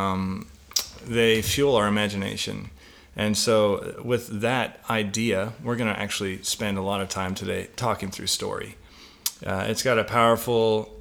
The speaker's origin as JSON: {"language": "English", "region": "British Columbia", "country": "Canada", "tie": "born or raised there", "said": "Growing up in British Columbia, I walked a lot around wooded areas"}